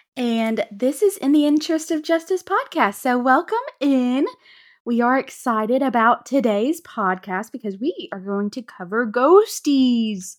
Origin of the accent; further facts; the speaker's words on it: North Alabama, United States; we grew up in North Alabama